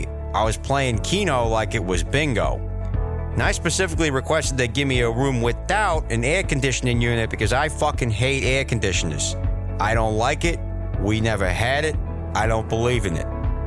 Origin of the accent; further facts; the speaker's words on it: Woonsocket, Rhode Island, United States; I'm from Woonsocket, Rhode Island.